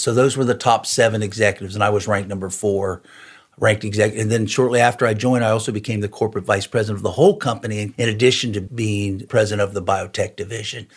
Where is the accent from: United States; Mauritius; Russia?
United States; Cincinnati, Ohio; also born or lived in Morrow, Ohio; Grew up in Cincinnati. That's where my wife and I both grew up